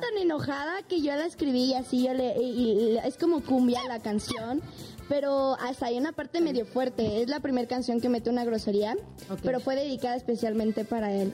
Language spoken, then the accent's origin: Spanish; Mexico City, Mexico; soy mexicana soy aquí de la Ciudad de México, soy chilanga